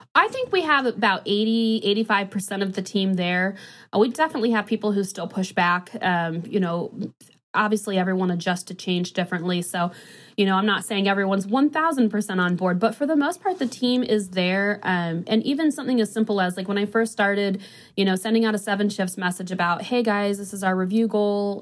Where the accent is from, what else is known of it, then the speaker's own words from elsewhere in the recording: DeMotte, Northwest Indiana, United States; now in Indianapolis, United States; I'm from Northwest Indiana, but I have been in Indy for over 10 years now